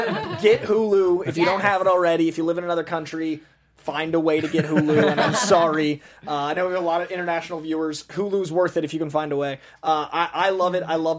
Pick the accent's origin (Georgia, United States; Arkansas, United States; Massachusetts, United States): Massachusetts, United States; Boston; now in Glendale, United States; I'm from Boston